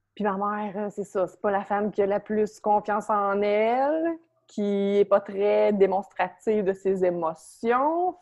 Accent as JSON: {"language": "French", "area": "Beauce", "region": "Quebec", "country": "Canada", "tie": "born or raised there", "said": "J'habitais dans un petit village à saint fil dans la Beauce. Je viens de la Beauce"}